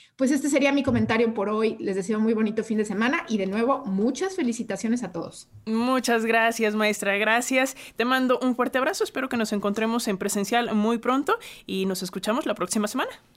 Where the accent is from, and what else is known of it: Mexico